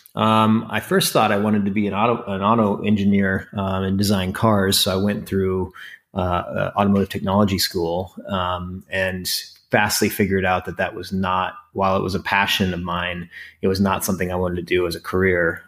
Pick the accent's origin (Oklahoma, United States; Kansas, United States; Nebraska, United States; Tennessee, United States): Nebraska, United States; Crofton; now in Bedford, New York, United States; I was raised in a farm town, um, in northeastern Nebraska called Crofton.